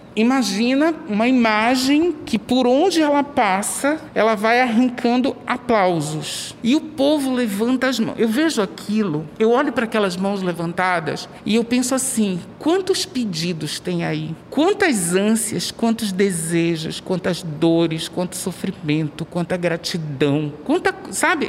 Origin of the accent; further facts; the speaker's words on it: Belém, Pará, Brazil; sou paraense, nascido e criado em Belém